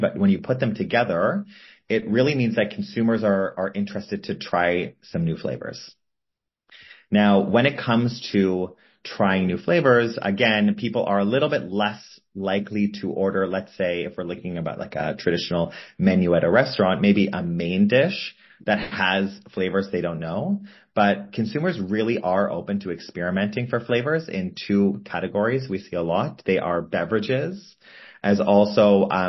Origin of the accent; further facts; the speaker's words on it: Toronto, Ontario, Canada; I grew up in Toronto, Canada, which has a really big Asian population